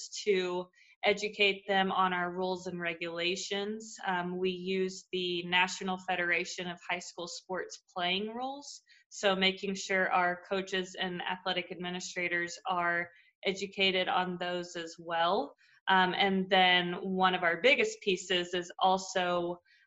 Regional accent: Fayetteville, Arkansas, United States; moved away as an adult; now in Ohio, United States; I'm from Fayetteville, Arkansas.

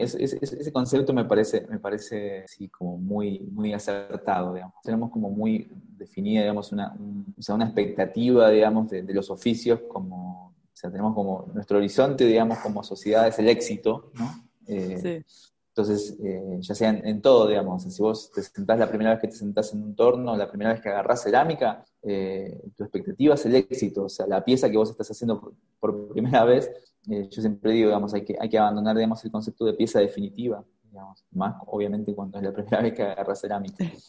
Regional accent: Argentina; moved away as an adult; now in Oaxaca, Mexico; de donde soy, de donde viví hasta hace, hasta hace un año y medio, fue en Argentina

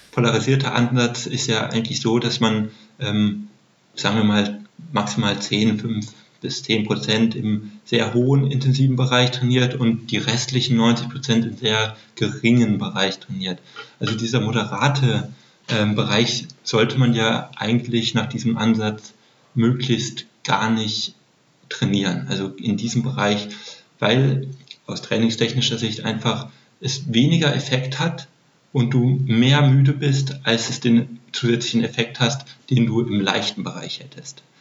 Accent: Heidelberg, Baden-Württemberg, Germany; Ich bin in Heidelberg aufgewachsen.

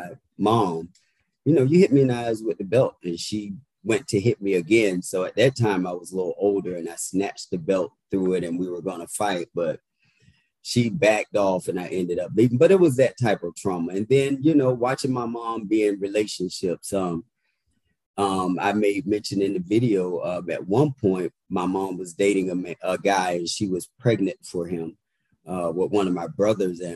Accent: Indiantown, Florida, United States; also born or lived in Pahokee, Florida; now in Washington, D.C., United States; So I was born in that area, but I'm actually from Martin County, which is called Indian Town. Very little, small, rural town where everyone knows everyone. And matter of fact, we only had one red light growing up.

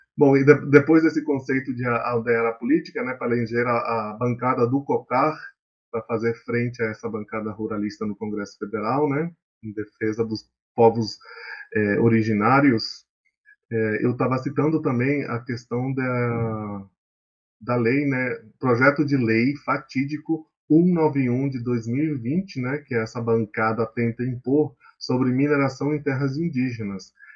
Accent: Amazon, Brazil; moved away as an adult; also born or lived in Rondônia; now in São Paulo, Brazil; eu sou amazônida, que é um termo que a gente usa na Amazônia para reafirmar nossa identidade

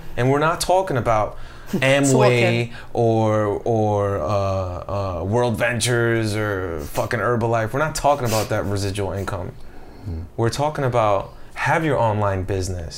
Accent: Colombia; I'm from Colombia.

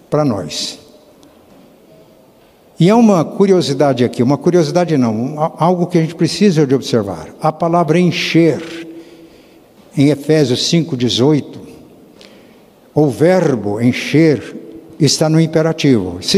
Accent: south of Minas Gerais, Brazil; accent: caipira; a linguagem do caipira lá da minha terra, sul de Minas

